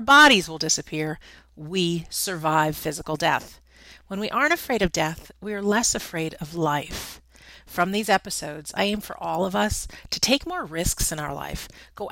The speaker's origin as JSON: {"language": "English", "region": "Connecticut", "country": "United States", "tie": "born or raised there", "moved": "yes", "lives_now": "Massachusetts, United States", "said": "I grew up in Connecticut"}